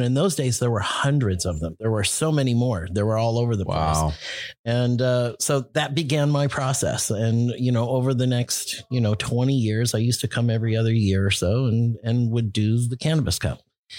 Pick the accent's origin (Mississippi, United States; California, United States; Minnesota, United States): California, United States; Palm Springs; Grew up in Palm Springs.